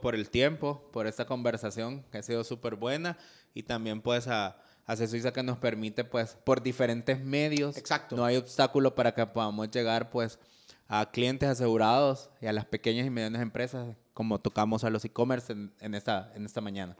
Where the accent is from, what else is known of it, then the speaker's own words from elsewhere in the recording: El Salvador; nuestro país